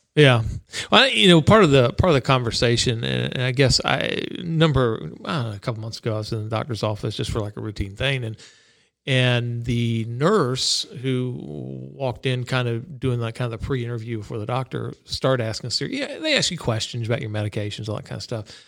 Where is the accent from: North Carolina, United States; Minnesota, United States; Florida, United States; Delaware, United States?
Florida, United States; growing up in Florida